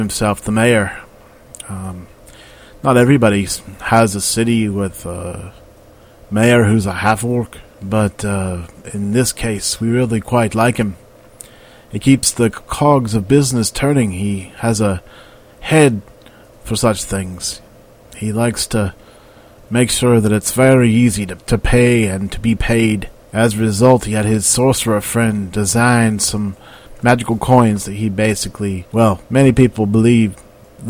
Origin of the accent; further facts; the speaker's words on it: the South, United States; I grew up in the South in a matriarchal Southern family